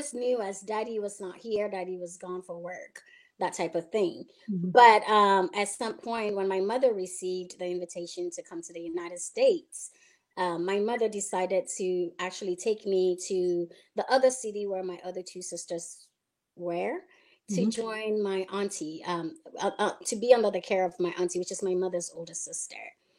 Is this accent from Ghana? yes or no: yes; Ghana; I was, you know, given birth to in Ghana and was raised part of my life, my early stages in life. I was raised in Ghana with my two other sisters.